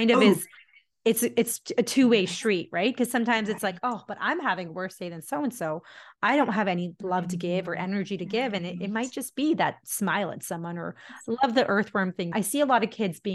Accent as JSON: {"language": "English", "country": "India", "said": "I'm Indian"}